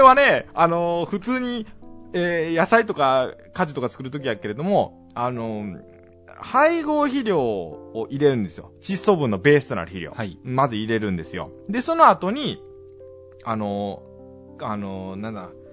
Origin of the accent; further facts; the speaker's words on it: Kansai, Japan; accent: Kansai dialect; 僕ら関西弁喋るから